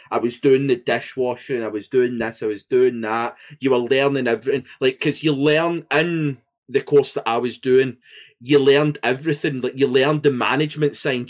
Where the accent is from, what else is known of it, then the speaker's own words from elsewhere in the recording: Scotland, United Kingdom; being Scottish